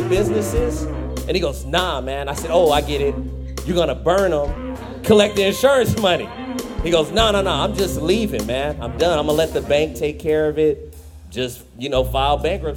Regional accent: Fresno, California, United States; I'm from Fresno.

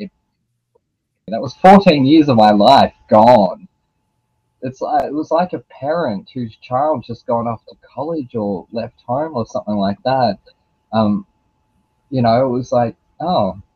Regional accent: Australia; I'm Australian

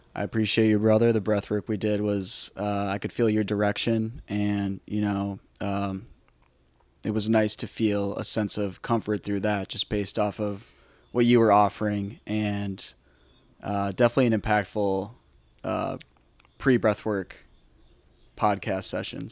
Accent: Cedarburg, Wisconsin, United States; now in Milwaukee, United States; I grew up in a small town called Cedarburg, Wisconsin, just north of Milwaukee, Wisconsin

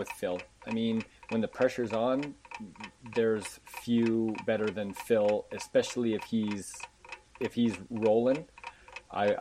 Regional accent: Red Deer, Alberta, Canada; now in Okotoks, Canada; I was born in Red Deer, but I now reside in the wonderful bedroom community of Okotoks, Alberta

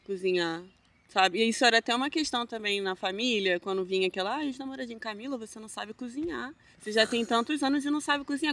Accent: Rio de Janeiro, Brazil; moved away as an adult; now in Hamburg, Germany; Aí eu, não, Rio.

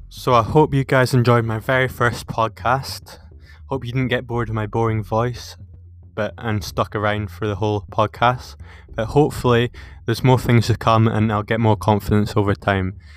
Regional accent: Peebles, Scotland, United Kingdom; I've played since I was six for my hometown Peebles

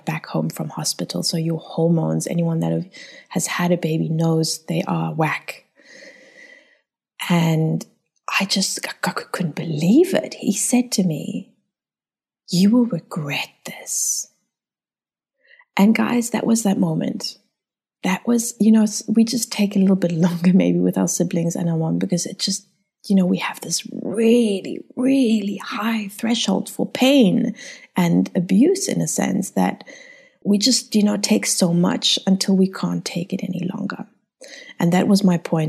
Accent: South Africa; I was born in South Africa. I'm German by descent

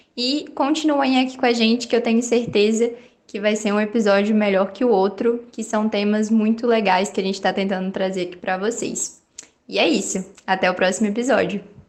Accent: Lima Duarte, Minas Gerais, Brazil; also born or lived in Juiz de Fora; eu estou morando na minha cidade natal, aqui em Lima Duarte, mas eu sou de Juiz de Fora

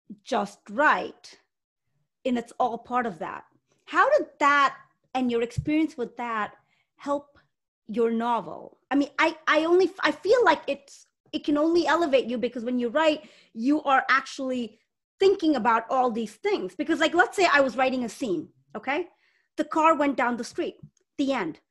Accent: India; I was born in India.

